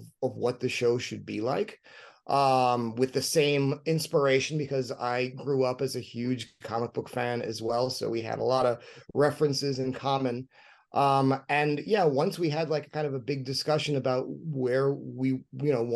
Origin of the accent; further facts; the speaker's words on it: New York City, New York, United States; both Rodney and I grew up in New York City